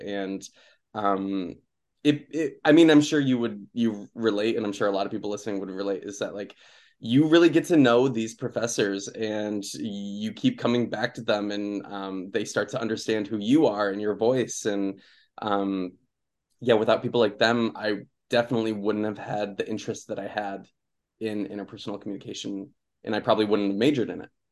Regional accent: Okemos, Michigan, United States; moved away; also born or lived in Jackson, Michigan; so I grew up in Michigan. I, um, I was born in Jackson, and I went to high school in Okemos

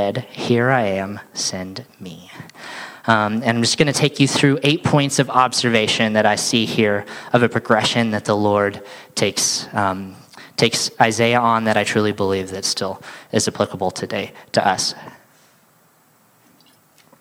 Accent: Sandy, Utah, United States; So I grew up here in Sandy, Utah, Utah boy

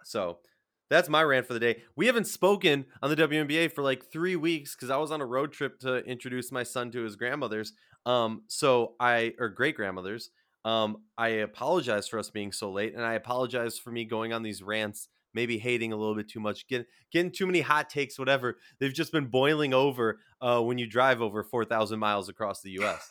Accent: Minnesota, United States; I'm from Minnesota

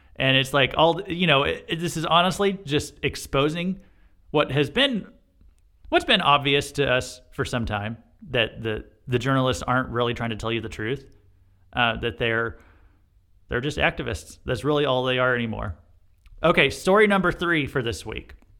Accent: Missouri, United States; this happened in my home state

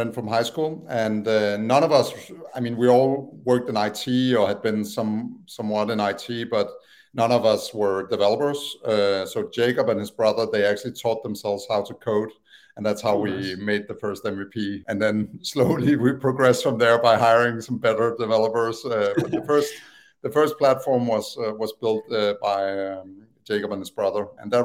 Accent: Copenhagen, Capital Region of Denmark, Denmark; English is a second language; moved away as an adult; also born or lived in Aalborg / Tanzania; now in United States; I always lived in Copenhagen area

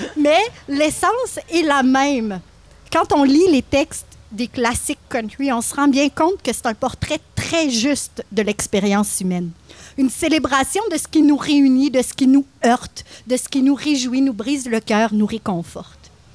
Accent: Louiseville, Quebec, Canada; je suis originaire de la Mauricie. J'ai grandi à Louisville, tout près de Trois-Rivières.

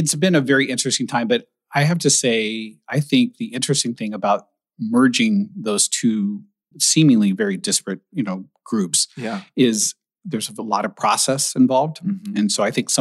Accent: Indiana, United States; now in Portland, United States; I'm originally from Indiana. I still consider myself a Hoosier because I went to Indiana University.

